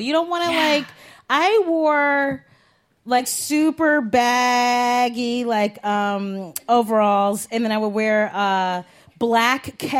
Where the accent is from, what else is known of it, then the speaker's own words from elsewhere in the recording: Cleveland, Ohio, United States; now in New York, United States; Like I love New York and New York is a part of me, but when I go back to the Cleve